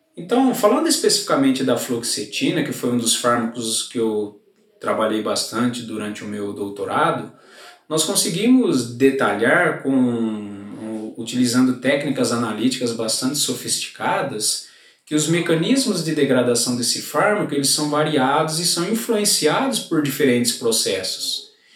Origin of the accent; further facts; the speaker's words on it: Gavião Peixoto, São Paulo, Brazil; sou natural da cidade de Gavião Peixoto